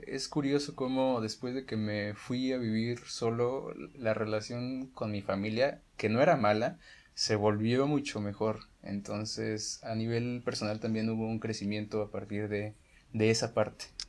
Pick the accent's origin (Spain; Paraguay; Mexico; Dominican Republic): Mexico; Guanajuato; moved away as an adult; now in Mexico City, Mexico; soy, de Guanajuato. Estos últimos cinco años, pues he estado viviendo en la ciudad